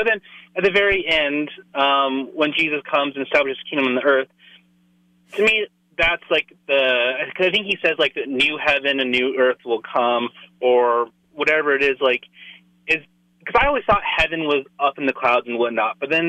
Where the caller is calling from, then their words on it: Denver, Colorado, United States; I'm calling from Denver.